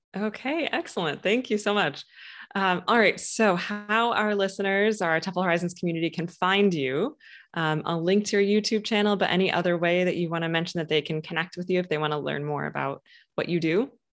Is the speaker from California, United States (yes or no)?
no; Michigan, United States; now in Boston, United States; I'm from Michigan, but have lived in Boston for quite some time now.